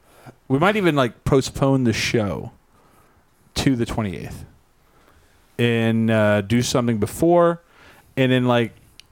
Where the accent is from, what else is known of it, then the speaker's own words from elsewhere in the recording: Albuquerque, New Mexico, United States; I'm from Albuquerque.